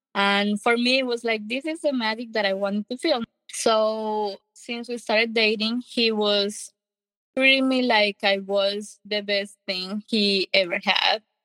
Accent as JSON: {"language": "English", "country": "Colombia", "tie": "born or raised there", "second_language": "English", "moved": "as an adult", "lives_now": "United States", "said": "I'm from Colombia. I uh, have one sister, and we were born and raised in Colombia in a happy family."}